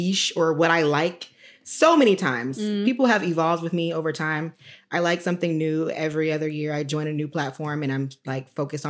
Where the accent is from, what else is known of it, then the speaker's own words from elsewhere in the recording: Dallas, Texas, United States; I'm from Texas